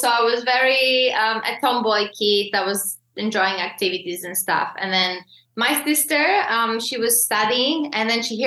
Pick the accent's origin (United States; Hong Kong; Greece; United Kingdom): Greece; moved away; also born or lived in Slovakia; Slovakian, and I grew up in Greece.